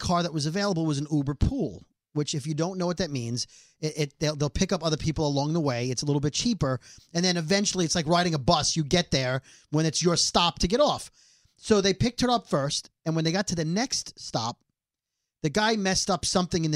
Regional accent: New York, United States; being a New Yorker

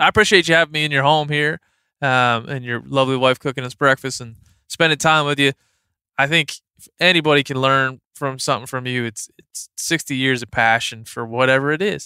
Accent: Maryland, United States; moved away; I'm from Maryland. I spent a lot of time on the Eastern Shore

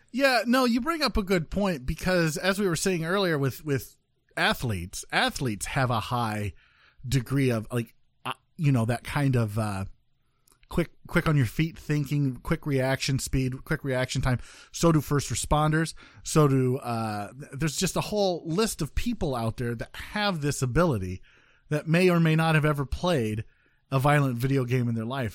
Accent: Midwest, United States; I'm from the Midwest

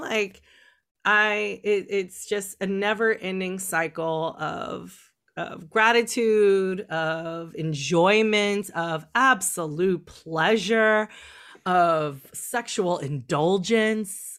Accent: California, United States; even though I grew up in California, I grew up in a small town

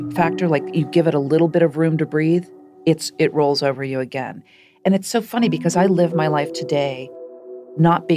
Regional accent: Shaker Heights, Ohio, United States; I grew up in Shaker Heights, Ohio.

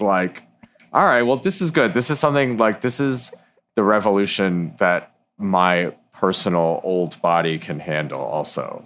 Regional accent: Ann Arbor, Michigan, United States; I grew up in Ann Arbor, Michigan

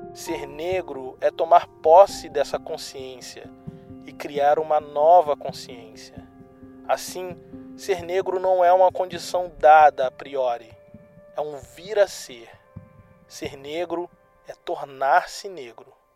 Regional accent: Baixada Fluminense, Rio de Janeiro, Brazil; moved away as an adult; also born or lived in Rio Grande, Rio Grande do Sul; De onde eu vim, a maioria das pessoas são como eu ou mais escuras do que eu. Pessoas brancas são minoria na Baixada Fluminense

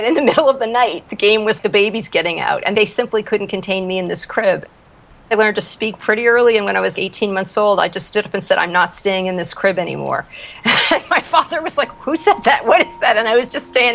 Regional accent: Peabody, Massachusetts, United States; now in Santa Monica, United States; I grew up in Peabody, Massachusetts. That is on the north shore of Boston.

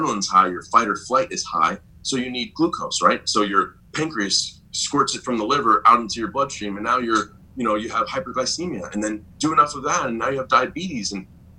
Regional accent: South Florida, United States; I grew up in South Florida

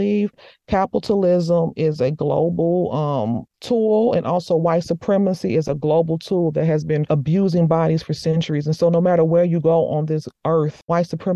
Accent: United States; also born or lived in Morocco; me as an American

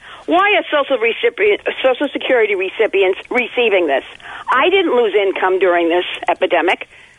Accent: New York City, New York, United States; I was born and raised in Queens, Long Island, just like him.

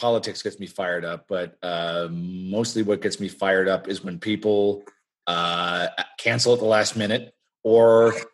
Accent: Canada; I'm Canadian

